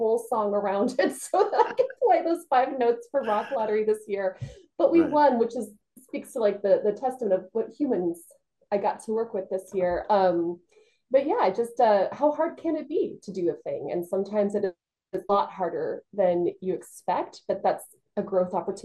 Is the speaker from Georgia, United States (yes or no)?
yes; Georgia, United States; moved away as an adult; also born or lived in Illinois / Los Angeles, California; now in New Haven County, Connecticut, United States; I was actually born in Illinois, but I was raised in Georgia for the vast majority of my life. And so I do talk a little bit funny